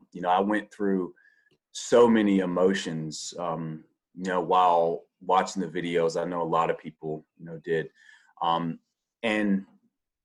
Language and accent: English; the South, United States; I grew up in the South, and racial issues for me were just so normal